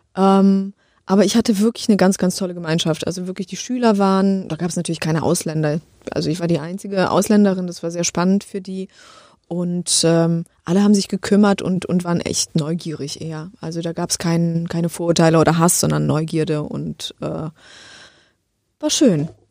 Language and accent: German; Poland; moved away; Ich komme aus Polen